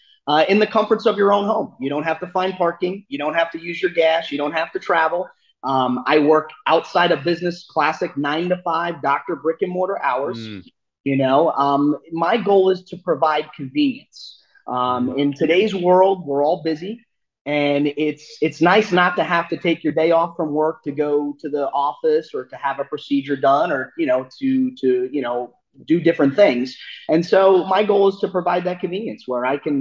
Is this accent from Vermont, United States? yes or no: no; Long Island, New York, United States; moved away as an adult; I grew up in Long Island, New York